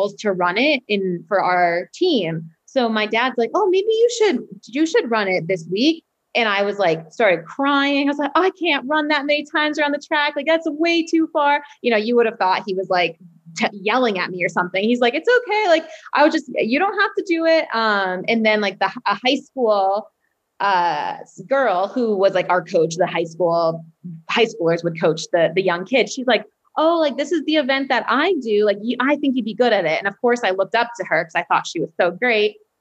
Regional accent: Standish, Maine, United States; also born or lived in Portland, Maine; I'm originally from Standish, Maine, and then I went to high school in Portland, Maine, which is like 35, 40 minutes from where I live.

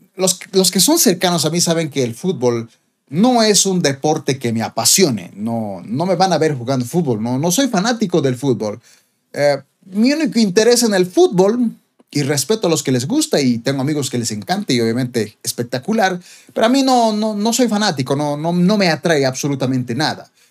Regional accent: Bolivia; como boliviano

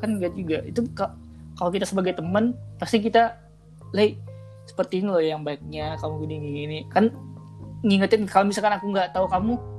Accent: Minang, West Sumatra, Indonesia; aku itu uh, lahir di Minang

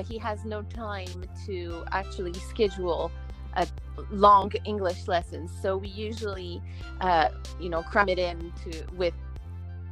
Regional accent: Montreal, Quebec, Canada; moved away as an adult; now in Japan; I'm from Montreal, Canada, and I moved to Japan already 5 years ago.

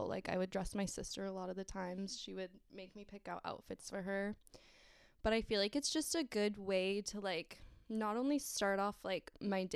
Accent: Southern California, United States; I am from Southern California, sunny California

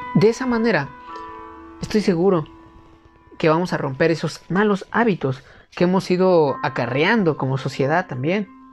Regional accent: Mexico; en mi país, por ejemplo en México

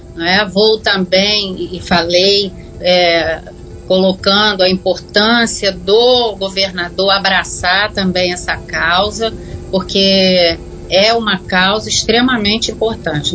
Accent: Rio de Janeiro, Brazil; nós, como né, cidadãos do Estado do Rio

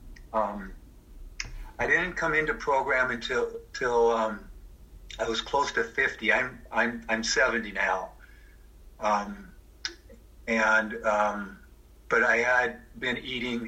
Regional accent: Seattle, Washington, United States; I'm actually sitting in the house that I grew up in Seattle

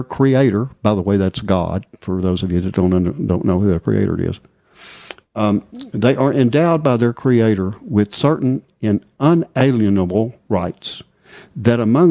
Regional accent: Texas, United States; I'm from Texas. Okay, I was born in Texas

